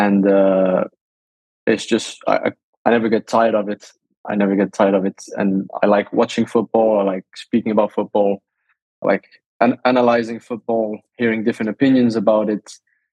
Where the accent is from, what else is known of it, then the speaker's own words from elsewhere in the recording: Monaco; first language Danish; English is a second language; also born or lived in south of France / Denmark (ancestry); I have Danish parents and I was born and raised in Monaco and surrounding areas. So south of France.